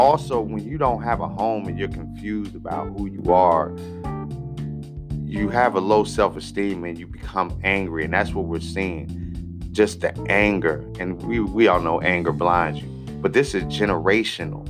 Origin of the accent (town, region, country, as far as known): United States